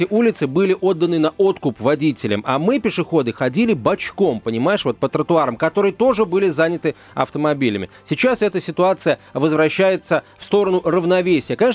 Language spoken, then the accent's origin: Russian; Moscow, Russia; Вот когда мы, москвичи, там ходим по краю вот этих вот зданий